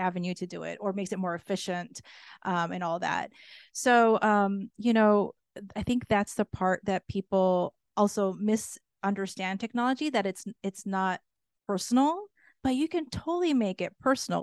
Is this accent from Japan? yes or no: yes; Japan; moved away; also born or lived in United States / North America / Europe; being born and raised in Japan